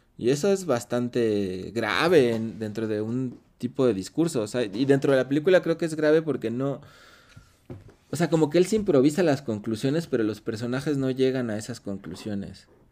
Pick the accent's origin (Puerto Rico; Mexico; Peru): Mexico; siendo mexicano